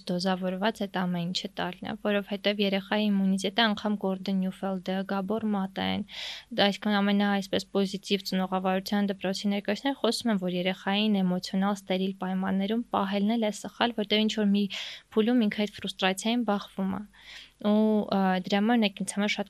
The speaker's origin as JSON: {"language": "Armenian", "region": "Yerevan", "country": "Armenia", "tie": "born or raised there", "said": "ես Երևանում եմ ծնվել մեծացել իմ Աբովյան փողոցը"}